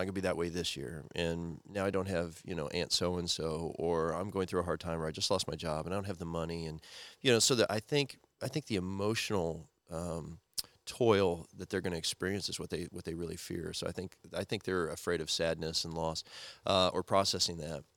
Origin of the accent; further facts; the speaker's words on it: Missouri, United States; moved away; also born or lived in Nebraska; used to live in Missouri and Nebraska in the Midwest when I was growing up